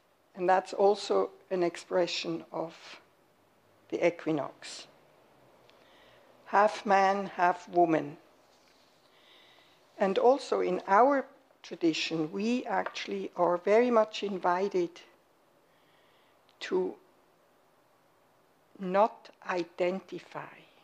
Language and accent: English; Switzerland; moved away as an adult; now in United States; I was raised and born in Switzerland and lived there for 41 years.